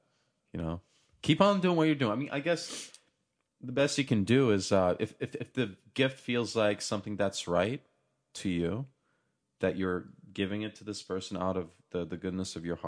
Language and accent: English; Turkey; I'm for sure going to buy the house that I grew up in Turkey, in the apartment complex that I was raised in.